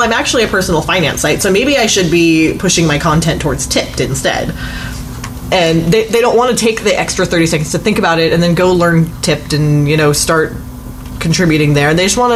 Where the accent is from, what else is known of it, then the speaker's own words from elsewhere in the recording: California, United States; I'm from California and I'm a liberal